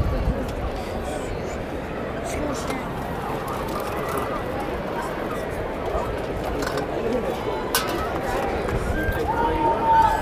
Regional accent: Connecticut, United States; we're from Connecticut

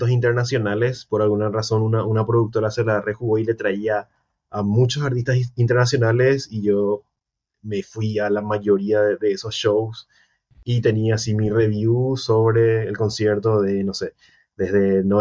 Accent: Paraguay; me dijeron que soy de Costa Rica, de Ecuador, de, muchos lugares ya me dijeron, pero, pero no, soy recontra paraguayo.

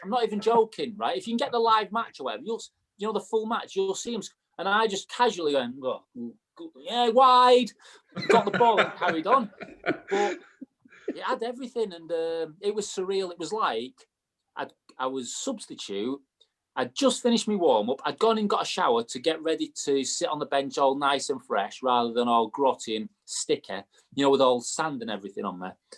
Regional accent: Manchester, North West England, United Kingdom; moved away; I was from Manchester

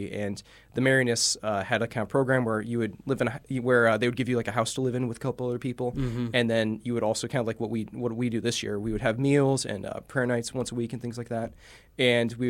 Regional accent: Bourbonnais, Illinois, United States; I'm just from South Chicago, from Bourbonnais, Illinois.

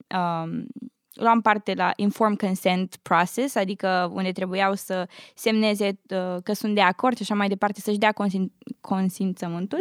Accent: Urziceni, Ialomița County, Romania; moved away as an adult; also born or lived in Bucharest; now in United States; am copilărit în Urziceni, la undeva la 60 de kilometri de București, până la 10 ani.

